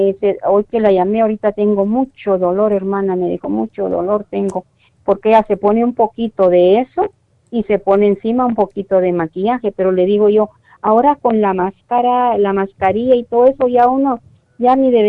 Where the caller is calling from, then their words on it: Las Vegas, Nevada, United States; Soy de Las Vegas, Nevada.